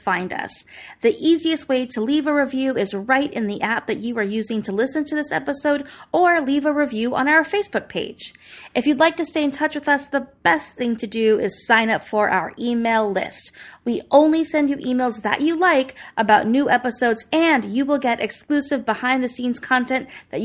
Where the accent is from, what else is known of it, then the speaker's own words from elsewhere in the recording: United States; I'm proud to be an American.